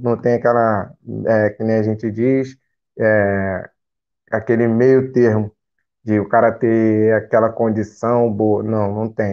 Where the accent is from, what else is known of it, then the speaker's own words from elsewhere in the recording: Rio de Janeiro, Brazil; moved away as an adult; eu sou de Bangu, conjunto da Marinha, cancela preta